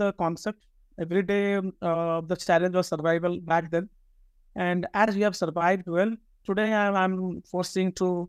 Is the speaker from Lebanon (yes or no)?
no; Odisha, India; moved away as an adult; also born or lived in Bangalore; I come from Odisha, Eastern India state